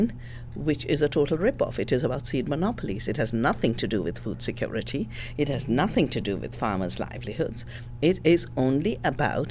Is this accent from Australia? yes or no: no; the Himalaya, India; moved away as an adult; also born or lived in Canada; I'm from the Himalaya